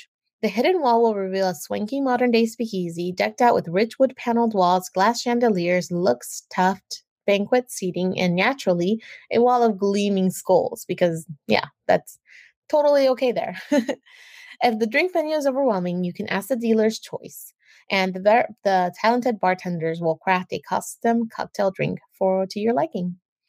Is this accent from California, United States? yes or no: yes; California, United States; my home state of California